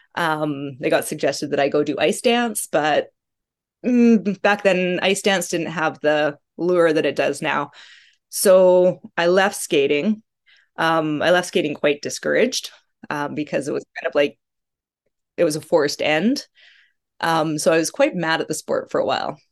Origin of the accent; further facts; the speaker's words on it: Calgary, Alberta, Canada; I grew up in Calgary, which is about an hour away from Banff, Rocky Mountains